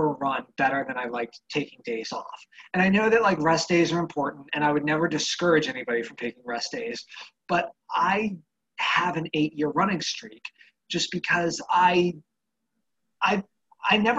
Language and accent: English; Annapolis area, Maryland, United States; Right here in my hometown